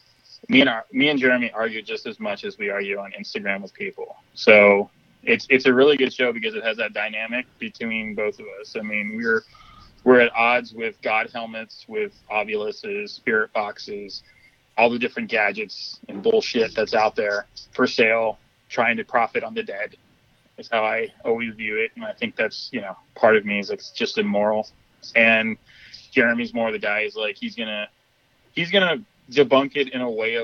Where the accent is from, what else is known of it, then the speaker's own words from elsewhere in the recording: Miami, Florida, United States; moved away; I'm from Miami originally. So I grew up with Cubans and Santeria and all that bullshit.